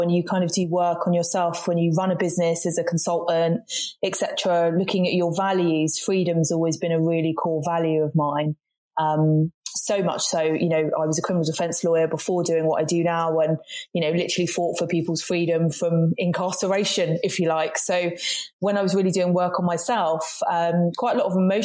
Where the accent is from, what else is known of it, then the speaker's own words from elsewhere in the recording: Brighton, South East England, United Kingdom; moved away as an adult; also born or lived in Manchester / London / Cornwall; now in West Country, United Kingdom; growing up in Brighton, which there's a lot of diversity and inclusion